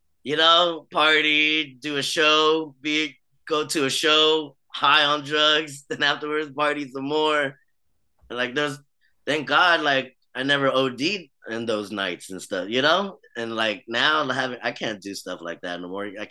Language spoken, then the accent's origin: English; United States; also born or lived in Vietnam; I grew up in the States. I grew up here all my life